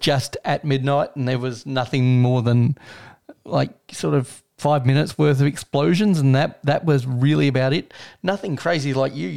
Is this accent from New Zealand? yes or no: no; Australia; In my hometown, it used to be go to the pub, but of course. We don't actually have a standalone pub left in the town